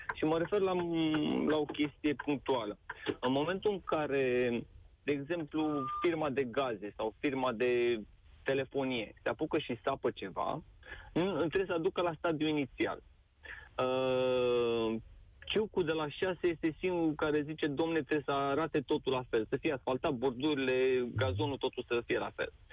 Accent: Bucharest, Romania; moved away as an adult; now in England; născut și crescut în București

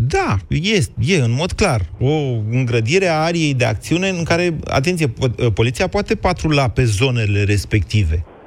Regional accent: Oltenia, Romania

